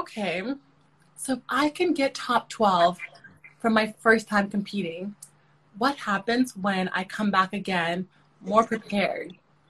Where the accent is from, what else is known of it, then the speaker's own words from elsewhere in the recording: South Sudan; now in Canada; I am originally from South Sudan. So my heritage is South Sudanese, but I'm a Canadian citizen. I'm a Canadian. I've been living in Canada for over 20 years now.